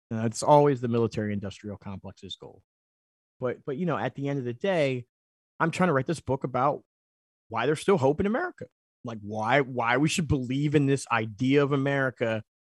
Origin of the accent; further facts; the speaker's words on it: Philadelphia, Pennsylvania, United States; I'm from Philly